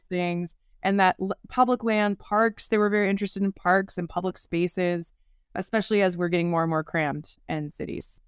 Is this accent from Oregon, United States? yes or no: yes; Oregon, United States; as a kid growing up in Oregon here in the U, United States